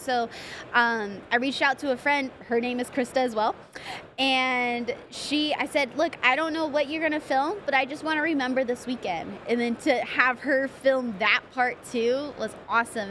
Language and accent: English; Pomona, California, United States; I grew up in Pomona